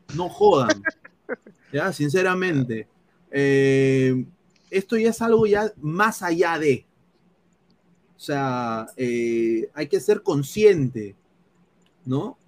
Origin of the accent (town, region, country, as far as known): Peru; moved away